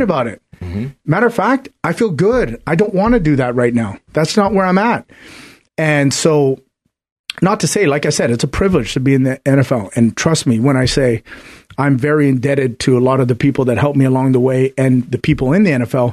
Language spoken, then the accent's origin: English; Canada; I'm Canadian